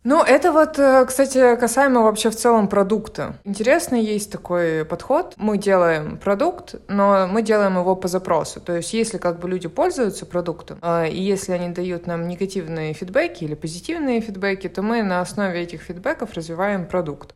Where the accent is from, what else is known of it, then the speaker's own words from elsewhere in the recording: Murmansk, Murmansk Oblast, Russia; moved away; я уехала из Мурманска